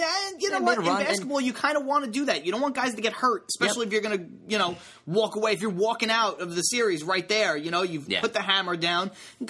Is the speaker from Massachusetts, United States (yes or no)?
no; Brooklyn, New York, United States; You know what? I'm from Brooklyn.